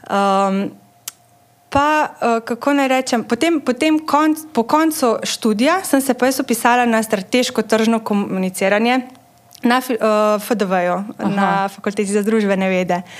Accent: Carinthia, Slovenia; now in Ljubljana, Slovenia; Jaz prihajam iz Koroške.

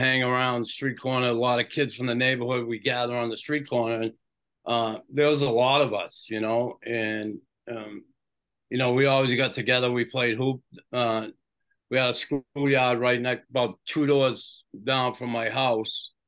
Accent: Boston, Massachusetts, United States; I grew up in West Roxbury.

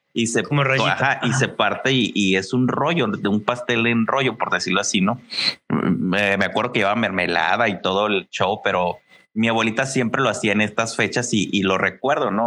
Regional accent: Mexicali, Baja California, Mexico; somos de Mexicali, del norte, y a lo mejor te puedes dar cuenta en el acento

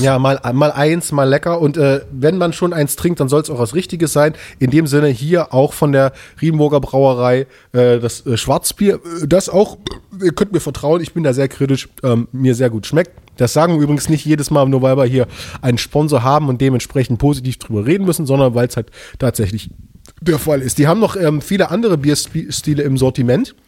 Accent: Leipzig, Saxony, Germany; als Leipziger

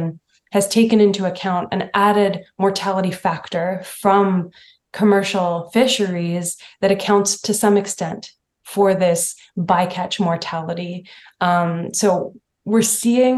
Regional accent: Mi'kmaq territory on the East Coast, Atlantic Canada, Canada; moved away; I was raised in Mi'kmaq territory on the East Coast

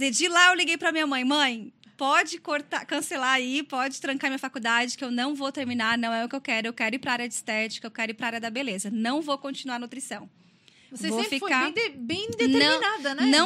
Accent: Criciúma, Santa Catarina, Brazil; sou natural aqui de Criciúma mesmo. É, nasci aqui, mas morei em outras cidades, devido ao trabalho do meu pai. E acabamos voltando para cá e aqui eu fiquei.

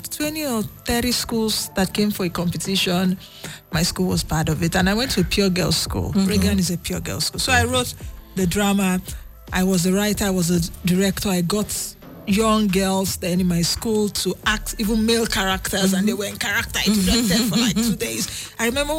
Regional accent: Lagos, Nigeria; came back to Lagos. I was born in Lagos.

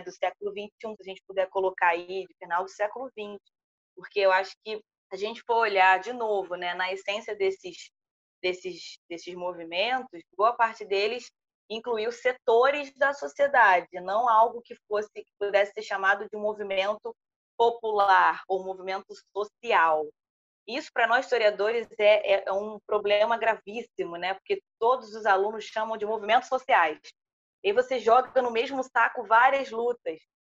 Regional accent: Brazil; a gente teve tudo muito dado nós brasileiros

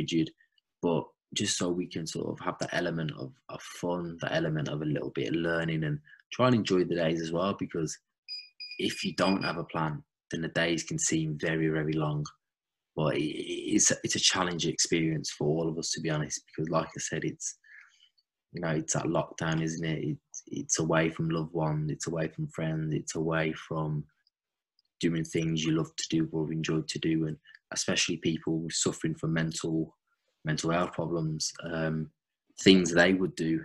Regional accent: Wolverhampton, West Midlands, United Kingdom; I was brought up in Wolverhampton and Midlands

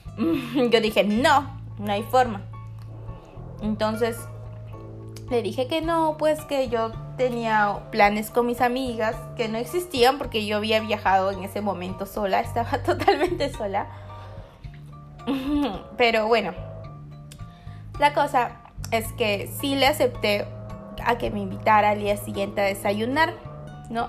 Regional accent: Peru; Yo soy peruana

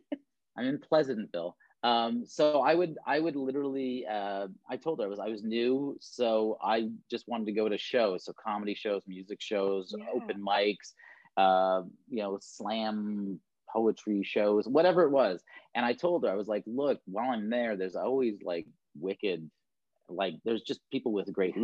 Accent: Toronto, Ontario, Canada; moved away as an adult; now in Vancouver, Canada; I was born and raised in Toronto, Ontario

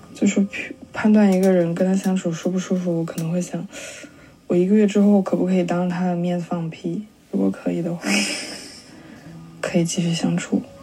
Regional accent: northern China, China; moved away; also born or lived in Guangzhou / London; 我家在广州，但我是北方人

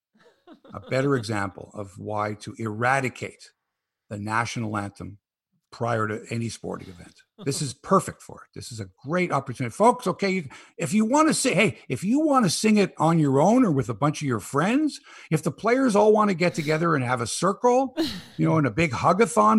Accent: Canada

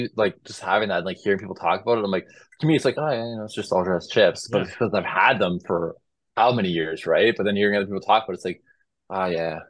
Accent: Canada; Canadians, we're very picky about where we get it from.

